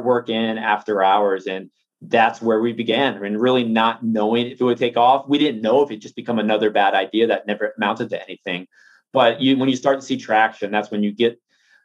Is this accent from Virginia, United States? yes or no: yes; Norfolk, Virginia, United States; I'm from Norfolk, Virginia, born and raised.